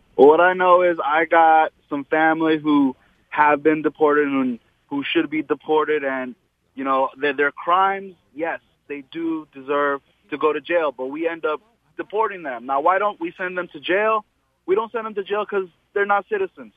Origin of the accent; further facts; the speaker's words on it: United States; I was born here. I was born in the States